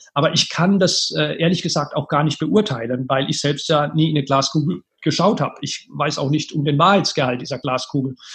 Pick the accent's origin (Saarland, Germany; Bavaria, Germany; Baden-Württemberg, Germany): Baden-Württemberg, Germany; Karlsruhe; in meiner Heimatstadt, Karlsruhe